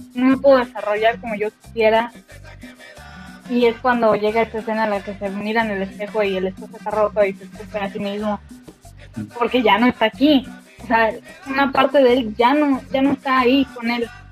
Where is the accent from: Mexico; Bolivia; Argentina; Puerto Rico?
Mexico; nosotros mexicanos